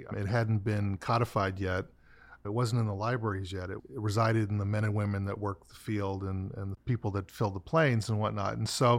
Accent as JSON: {"language": "English", "country": "Ireland", "said": "We're both Irish guys who grandmothers gave them tea."}